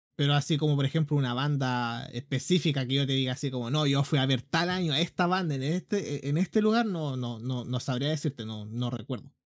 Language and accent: Spanish; Concepción, Biobío, Chile; yo nací en Conce, la cuna del rock chileno